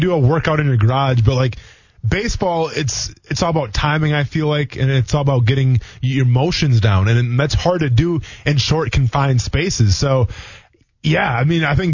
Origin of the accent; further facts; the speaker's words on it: Wisconsin, United States; I grew up in Wisconsin in the Midwest.